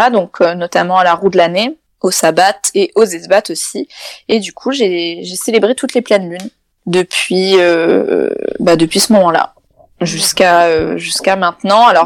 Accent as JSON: {"language": "French", "country": "Italy", "said": "Enfin, Claire de Lune en italien, je suis italienne."}